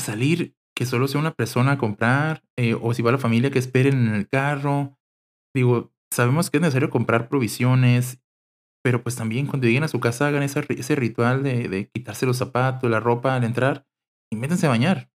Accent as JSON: {"language": "Spanish", "town": "Mexicali", "region": "Baja California", "country": "Mexico", "said": "Soy de Mexicali, Baja California"}